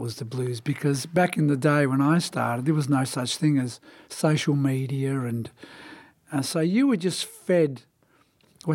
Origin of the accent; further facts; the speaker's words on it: Melbourne, Victoria, Australia; moved away; I was born and raised in Melbourne, Australia, in the state of Victoria